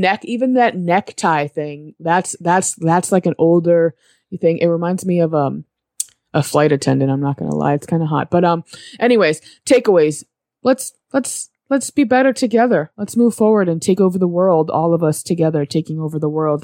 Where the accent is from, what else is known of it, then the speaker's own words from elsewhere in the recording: New England, United States; I'm from New England, which means there's seasons